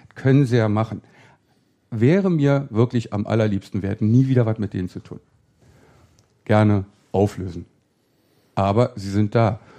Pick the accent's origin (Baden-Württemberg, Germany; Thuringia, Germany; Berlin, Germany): Berlin, Germany; da, wo ich im Friedrichshain aufgewachsen bin